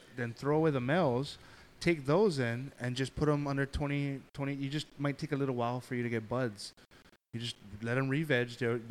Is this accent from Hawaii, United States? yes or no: yes; Hawaii, United States; I'm Hawaiian.